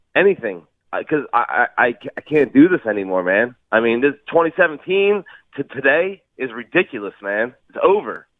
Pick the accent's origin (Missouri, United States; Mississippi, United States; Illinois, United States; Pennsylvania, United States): Pennsylvania, United States; Fairless Hills; also born or lived in Delaware; now in Levittown, United States; I was from Fellows Hills. I moved to Delaware. I'm back in Levittown.